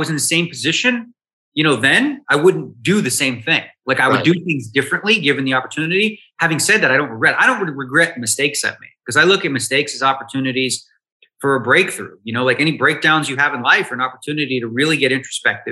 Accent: Toronto, Ontario, Canada; I came from Toronto

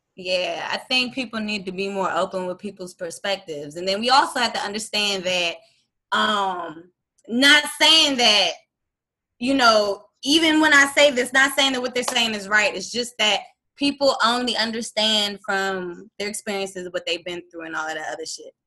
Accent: DMV area, United States; also born or lived in Hampton, Virginia; I was born in Hampton, Virginia and I was raised in the DMV area

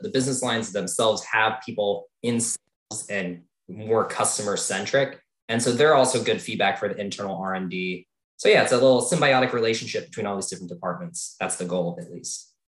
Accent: Tucson, Arizona, United States; I grew up in Tucson, Arizona

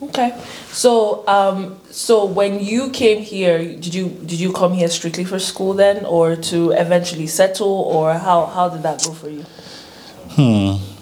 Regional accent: Nigeria; now in United States; I'm from Nigeria

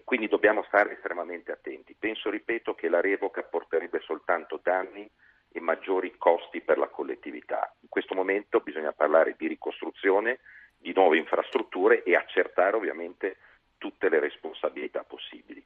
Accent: Liguria, Italy; sono ligure di origine

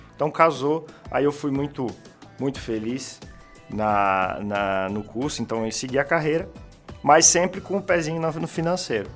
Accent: Santa Catarina, Brazil; eu sou daqui da, da região de Santa Catarina, nascido aqui em Santa Catarina.

